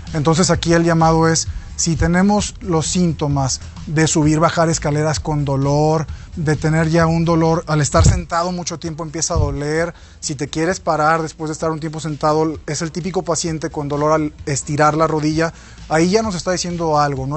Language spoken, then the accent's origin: Spanish; Mexico; como buen mexicano